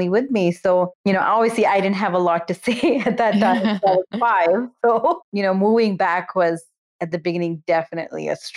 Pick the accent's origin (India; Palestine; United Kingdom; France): India; Bangalore, Karnataka; first language Kannada; English is a second language; moved away as an adult; also born or lived in New Jersey, United States; now in United States; I'm from Bangalore. My family actually moved back to India when I was 5. So I essentially grew up in India till I was 18.